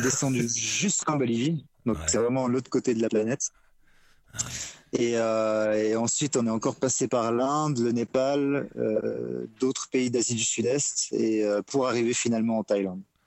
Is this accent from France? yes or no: no; Switzerland; je suis suisse